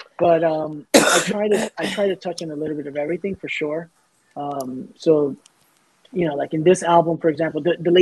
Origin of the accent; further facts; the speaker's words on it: New York City, New York, United States; the neighborhood I grew up in South Ozone Park, Queens